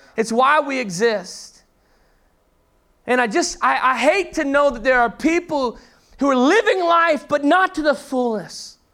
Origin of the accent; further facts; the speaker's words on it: Texas, United States; I was from Texas